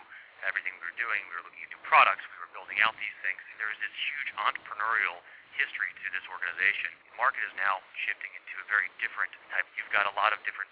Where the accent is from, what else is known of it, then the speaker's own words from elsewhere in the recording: Nashville, Tennessee, United States; I'm from Nashville, Tennessee